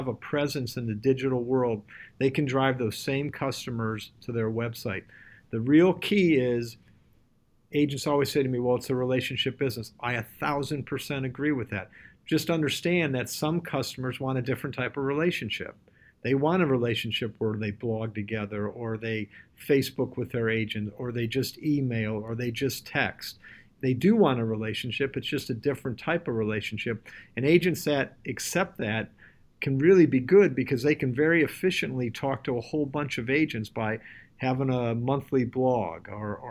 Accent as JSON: {"language": "English", "town": "Cleveland", "region": "Ohio", "country": "United States", "tie": "born or raised there", "said": "Cleveland, Ohio, which is my hometown"}